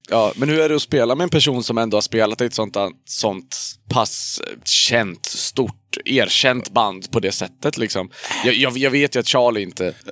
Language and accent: Swedish; Hudiksvall, Gävleborg County, Sweden; i Hudiksvall, där jag kommer ifrån